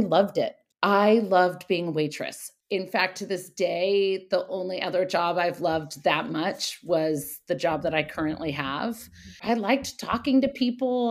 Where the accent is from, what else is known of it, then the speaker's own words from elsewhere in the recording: Napa, California, United States; moved away as an adult; also born or lived in Paris / New York; I was born in Napa, and I have two brothers, an older brother and a younger brother. And my dad owned a, a winery.